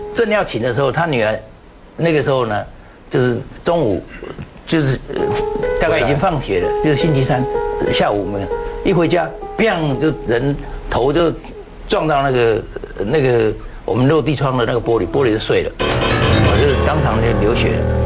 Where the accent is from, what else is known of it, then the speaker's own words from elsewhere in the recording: Jiaoxi, Yilan County, Taiwan; moved away; 因为我要回到宜兰驾驶，我的老家在那里